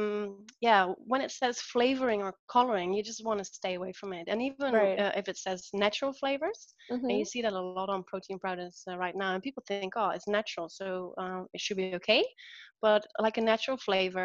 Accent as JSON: {"language": "English", "country": "Netherlands", "moved": "yes", "said": "Where I'm from the Netherlands"}